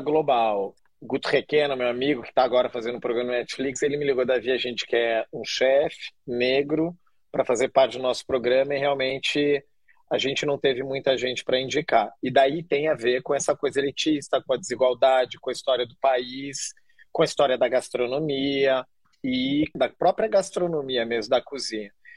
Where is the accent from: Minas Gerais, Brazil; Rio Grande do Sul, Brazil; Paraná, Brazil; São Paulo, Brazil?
Paraná, Brazil; Curitiba; moved away as an adult; now in Rio de Janeiro, Brazil; eu sou de Curitiba, mas eu sou um nômade peregrino